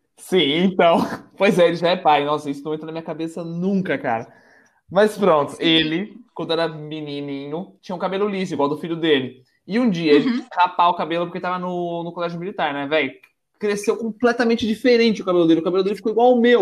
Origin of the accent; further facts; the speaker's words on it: São Paulo, Brazil; now in Porto, Portugal; eu moro na cidade do Porto, em Portugal, eu nasci em São Paulo